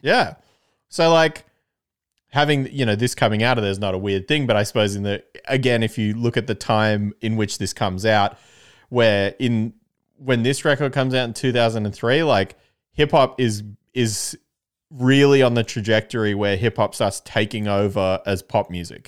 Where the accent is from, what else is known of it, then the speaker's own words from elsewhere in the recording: Canberra, Australian Capital Territory, Australia; I'm from Canberra